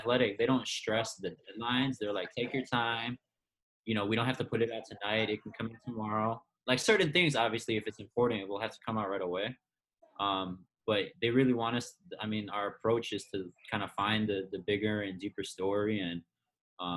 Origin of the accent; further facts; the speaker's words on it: Chicago, Illinois, United States; moved away; I'm from the Chicago area.